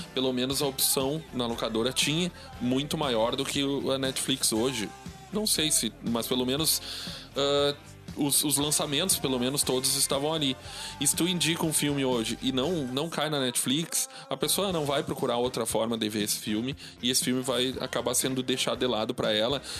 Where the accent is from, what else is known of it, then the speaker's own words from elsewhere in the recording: São Sepé, Rio Grande do Sul, Brazil; Sou gaúcho, cara. Olha só. Sou, do, sou de São Cepé